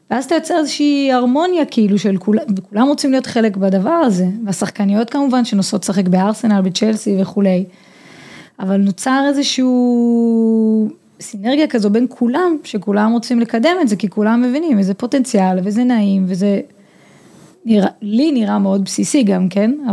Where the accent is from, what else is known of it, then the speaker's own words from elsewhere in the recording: Hod HaSharon, Central District, Israel; also born or lived in Netherlands; אני גדלתי בקבוצת בנים אה, בהוד השרון, שיחקתי עד גיל 14 אה, בקבוצת בנים